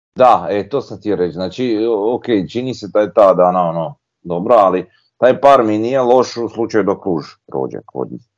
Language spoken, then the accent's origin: Croatian; Croatia; mi smo Hrvati, ja sam Hrvat.